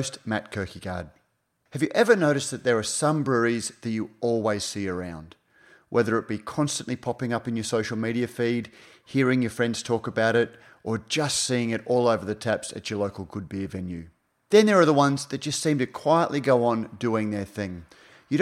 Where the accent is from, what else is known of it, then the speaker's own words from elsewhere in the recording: Queensland, Australia; as a Queenslander, as somebody who sort of has grown up and watched the emergence of craft beer in southeast Queensland